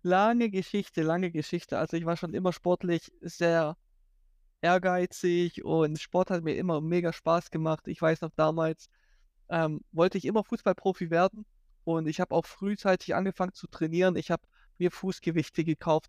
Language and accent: German; near Stuttgart, Baden-Württemberg, Germany; also born or lived in Poland / Hawaii, United States; ich bin eigentlich ursprünglich aus Polen. Äh, ich bin mit fünf aus Polen nach Deutschland gekommen und seitdem eigentlich ähm, lebe ich hier bei Stuttgart